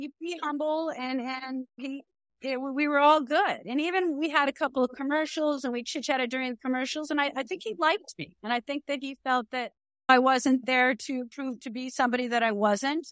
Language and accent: English; Connecticut, United States; moved away as an adult; also born or lived in Crested Butte, Colorado / Baja California, Mexico; now in Aspen, United States; I grew up in Connecticut